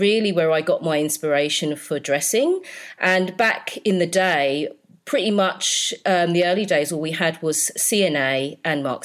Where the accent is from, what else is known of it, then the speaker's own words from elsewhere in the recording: Slough, South East England, United Kingdom; I grew up in Slough.